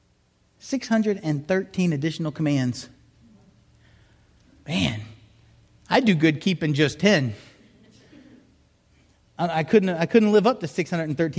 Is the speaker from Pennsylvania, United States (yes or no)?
no; South Miami, Florida, United States; moved away; also born or lived in Huntsville; I grew up down in South Miami